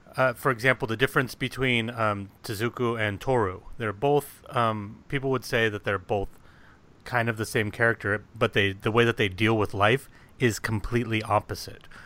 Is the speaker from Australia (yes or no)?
no; United States